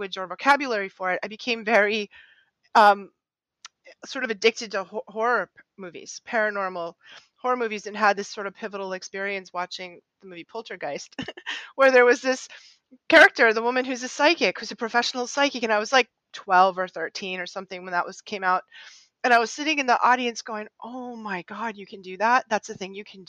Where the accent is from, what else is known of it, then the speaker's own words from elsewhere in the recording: just outside Boston, Massachusetts, United States; I grew up just outside Boston in the 60s, 70s, and 80s.